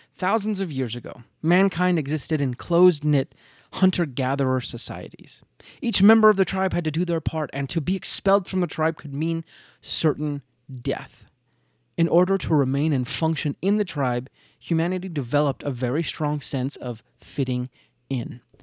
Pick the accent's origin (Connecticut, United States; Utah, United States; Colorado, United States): Utah, United States; I'm from Utah